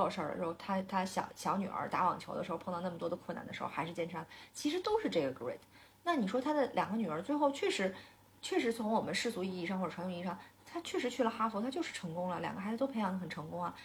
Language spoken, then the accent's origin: Chinese; China; 或者说我们中国人的骨子里头其实就是吃苦耐劳，和我们从小被灌输的价值观是一致的